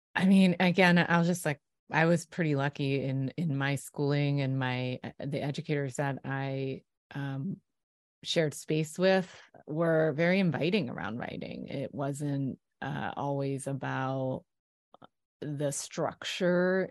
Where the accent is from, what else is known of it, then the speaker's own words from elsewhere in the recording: Philadelphia, Pennsylvania, United States; I'm from Philly